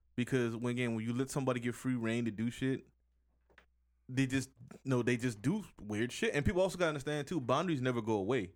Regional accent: United States; I'm American

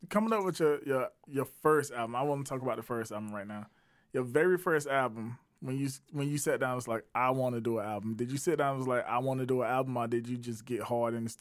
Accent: Batesburg-Leesville, South Carolina, United States; Yeah, that's where I'm from. I'm from I'm from Batesburg, Leesville. You heard that?

